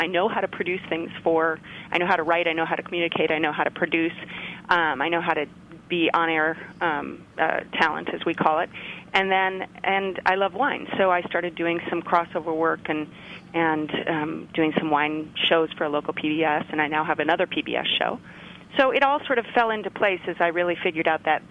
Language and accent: English; Chicago, Illinois, United States; moved away as an adult; now in California, United States; I grew up in Chicago, and my father was an airline pilot